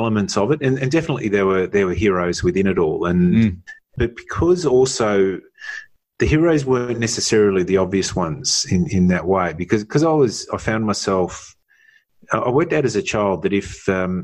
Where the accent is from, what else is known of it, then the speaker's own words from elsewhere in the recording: Melbourne, Victoria, Australia; growing up in the suburbs of Melbourne, and I grew up in a suburb, Mount Waverley